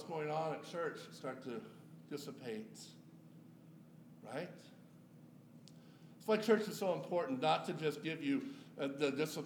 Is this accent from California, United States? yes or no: yes; Yuba City, California, United States; my hometown of Yuba City, California